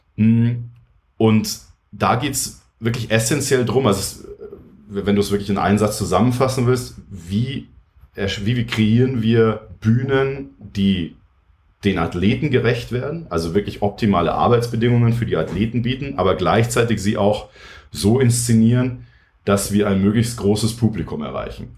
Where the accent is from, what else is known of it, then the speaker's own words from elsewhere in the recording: Munich, Bavaria, Germany; Ich bin aus München. Hm, ich habe damals in der Werner von Linde Halle trainiert im Winter